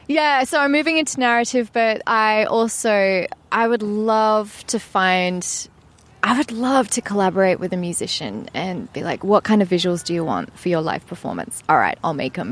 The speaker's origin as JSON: {"language": "English", "town": "Perth", "region": "Western Australia", "country": "Australia", "tie": "born or raised there", "also_born_or_lived": "Grays, Essex, England", "said": "it is a bit funny to come back to Perth, like the place I grew up"}